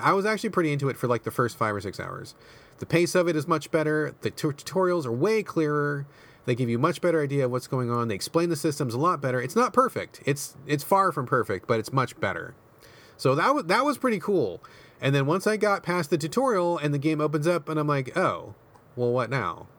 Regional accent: United States; I grew up in America

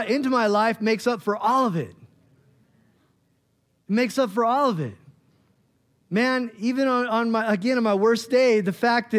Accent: Bend, Oregon, United States; moved away as an adult; I grew up in Bend, and we moved back out there

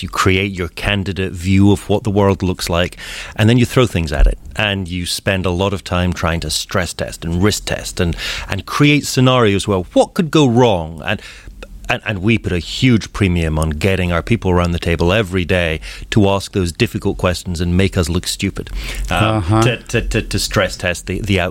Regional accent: Scotland, United Kingdom; moved away as an adult; now in Seattle, United States; Born and raised in Scotland, lived a good part of my life in the UK

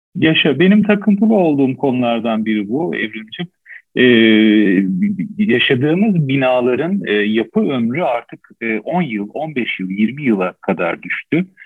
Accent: Istanbul, Turkey; born or raised there

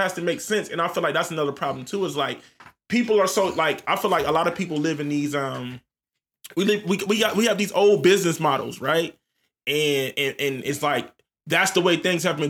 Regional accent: Columbus, Ohio, United States; my city

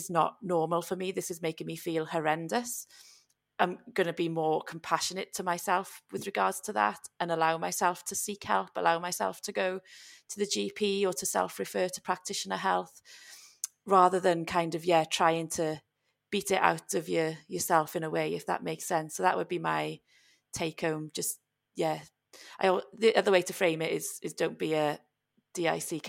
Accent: Wales, United Kingdom; I'm Welsh

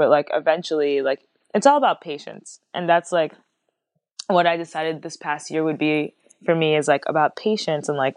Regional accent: New York, United States; moved away as an adult; also born or lived in France / Senegal; now in Los Angeles, United States; growing up in New York

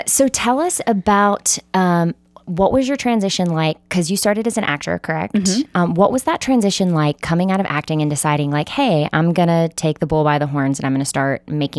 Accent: Mississippi, United States; I'm from Mississippi, which is not the Midwest, but it has a slower and similar mentality in how people operate and live in the world.

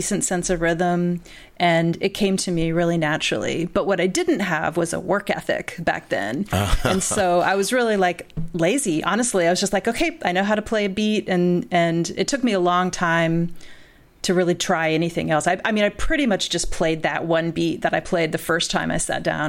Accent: Bloomington, Indiana, United States; moved away as an adult; also born or lived in Nashville, Tennessee / Boston / England; now in Evanston, United States; I grew up in Bloomington, Indiana, like kind of in and around Bloomington, Indiana, in southern part of the state

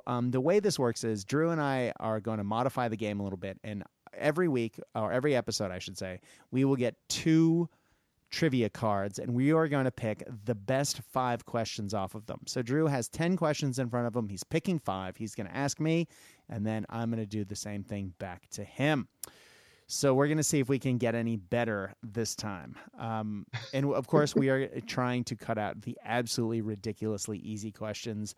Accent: United States; growing up in the United States

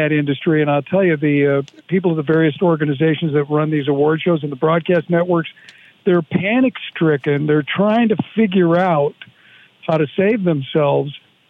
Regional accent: Chicago, Illinois, United States; I grew up in Chicago.

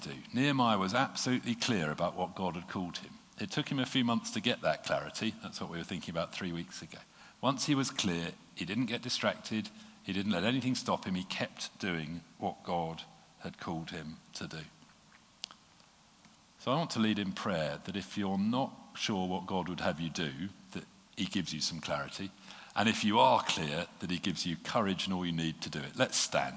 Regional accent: United Kingdom; being British

